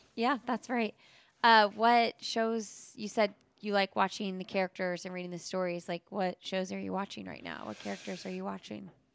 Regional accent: Indianapolis, Indiana, United States; now in North Carolina, United States; I'm from Indianapolis

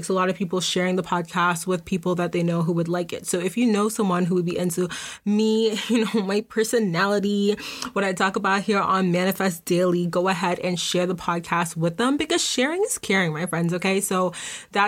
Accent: Boston, Massachusetts, United States; I'm from Boston

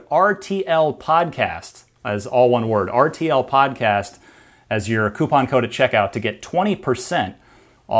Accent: Phoenix, Arizona, United States; also born or lived in New Jersey; I'm originally from New Jersey, but we moved to Arizona and when I was in grade school. So I was in, you know, the Phoenix area

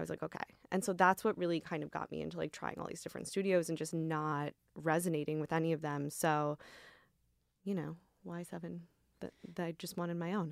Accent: Midwest, United States; also born or lived in Michigan; now in New York, United States; I grew up in the Midwest

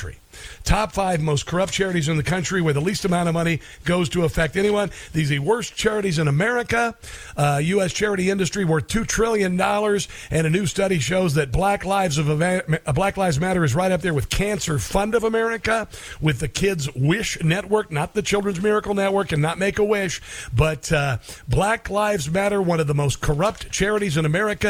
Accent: Iowa, United States; I'm from Iowa

